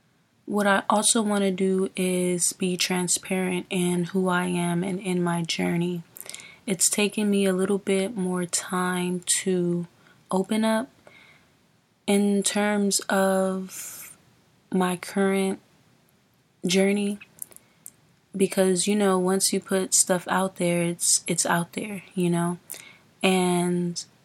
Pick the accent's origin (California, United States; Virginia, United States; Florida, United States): California, United States; Los Angeles; we are from the same South Central neighborhood.